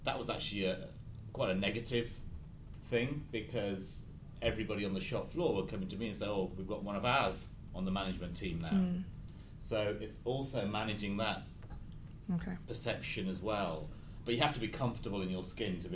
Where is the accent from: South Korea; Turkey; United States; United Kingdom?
United Kingdom; I'm born and bred in the UK